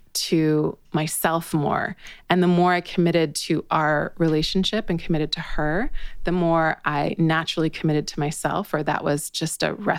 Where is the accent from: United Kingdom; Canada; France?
Canada; British Columbia; moved away; also born or lived in Toronto; I grew up in British Columbia.